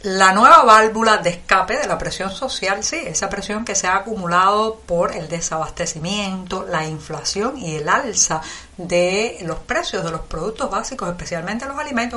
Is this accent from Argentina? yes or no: no; Cuba; cubana, periodista, ciudadana